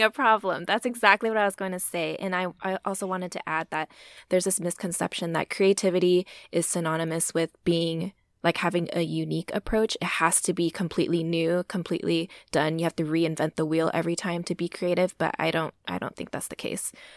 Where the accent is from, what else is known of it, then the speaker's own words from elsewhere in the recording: Texas, United States; I'm a first generation Asian American born and raised in Texas.